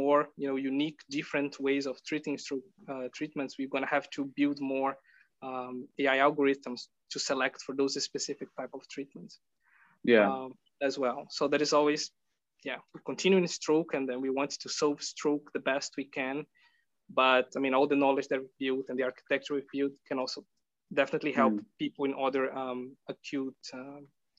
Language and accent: English; Brazil; moved away as an adult; now in Netherlands; I'm from Brazil